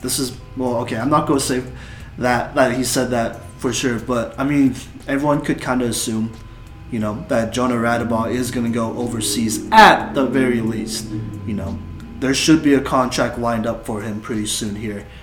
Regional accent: Texas, United States; now in Greeley, United States; I'm from Texas

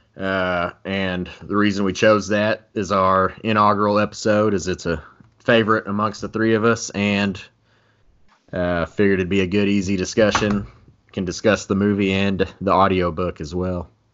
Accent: Texas, United States; I'm from Texas, still reside in Texas.

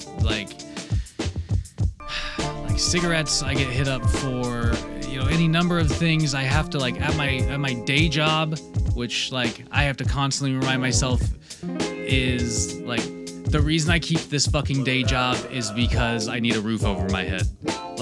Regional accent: Washington, United States; Washington, my home state

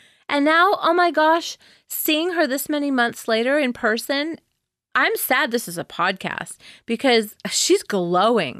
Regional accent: Southern California, United States; I'm a kid from Southern California

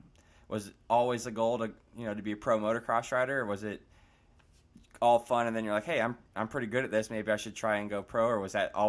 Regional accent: Florida, United States; I'm from Florida

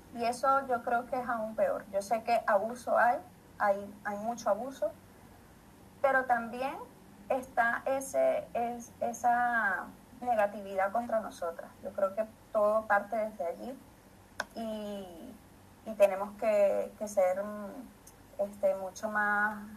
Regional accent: Maracay, Aragua, Venezuela; now in Madrid, Spain; soy de Maracay, de Venezuela

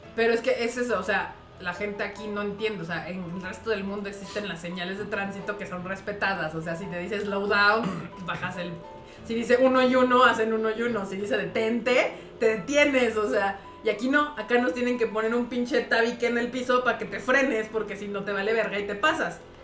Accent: Mexico; also born or lived in Japan; aquí en México

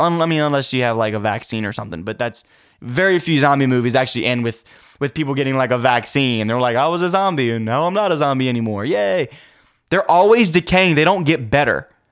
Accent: United States; I'm an American. And I thank God that I'm an American. I thank God that He allowed me the opportunity to be born in this wonderful country

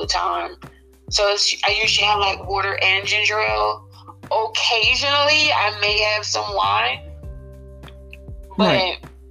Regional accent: Trenton, New Jersey, United States; moved away as an adult; now in Texas, United States; I used to live in New Jersey. I live in Texas now, so I'm from New Jersey.

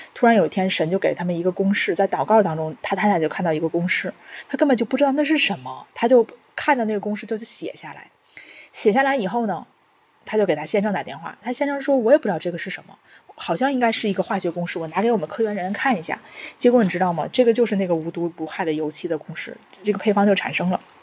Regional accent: China; 我们中国人用的这些

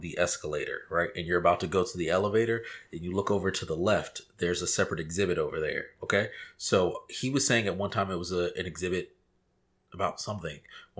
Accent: Virginia, United States; I'm from Virginia

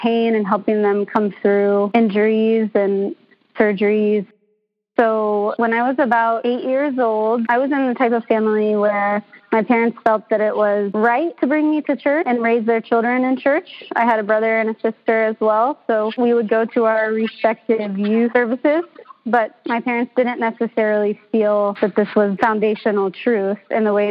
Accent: Kentucky, United States; moved away as an adult; now in Seattle, United States; I'm from Kentucky. I just moved out across the country from my family on my own just a few years ago

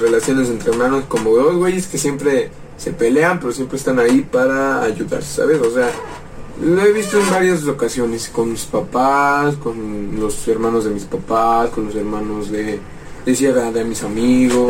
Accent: Mexico City, Mexico; also born or lived in Tlaxcala; Nacimos acá, pero vivimos nueve años allá.

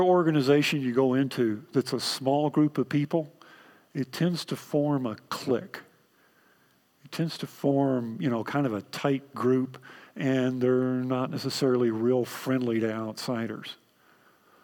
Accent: Texas, United States; accent: Texan; My native language is Texan

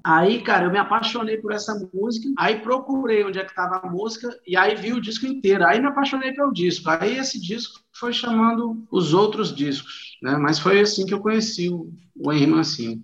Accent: Goiânia, Goiás, Brazil; eu sou nascido em Goiânia, né, em 1977 eu comecei tocar lá

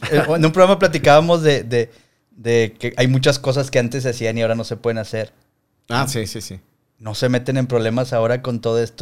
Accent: Torreón, Coahuila, Mexico; yo nací en Torreón

